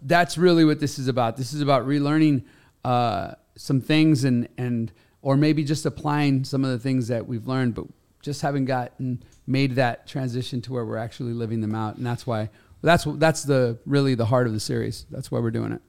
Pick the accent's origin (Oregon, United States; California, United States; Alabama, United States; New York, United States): California, United States; Los Angeles; I grew up in Los Angeles